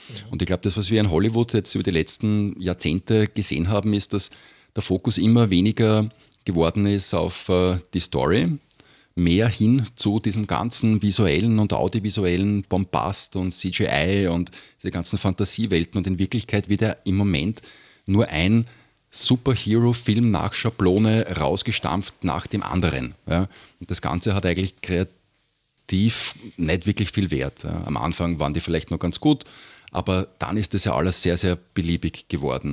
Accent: Vienna, Austria; bei uns in Wien

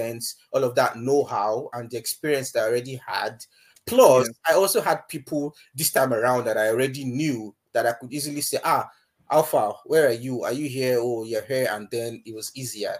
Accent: Ifako-Ijaiye, Lagos, Nigeria; moved away; I grew up in Ifakweja, local government area in Lagos

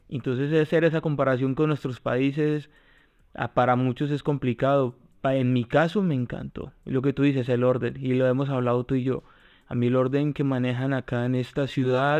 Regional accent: Colombia; now in Spain

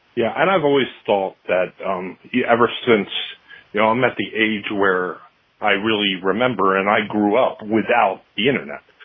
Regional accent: Selbyville, Delaware, United States; I grew up in Selbyville

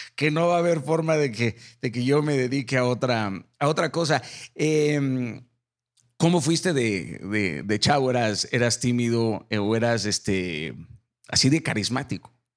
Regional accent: Mazatlán, Sinaloa, Mexico; Yo soy Mazatlán, Sinaloa, y, y, mi infancia fue en Mazatlán

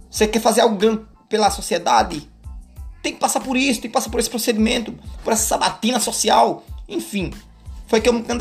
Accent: Alagoas, Brazil; moved away as an adult; Na verdade, eu venho do interior de Alagoas, né? Mais precisamente ali Garci. É quase que um sertão. Mas é um interiorzinho legal.

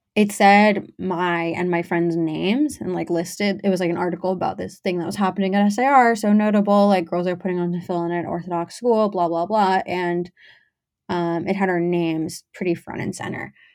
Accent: Teaneck, New Jersey, United States; I'm from Teaneck

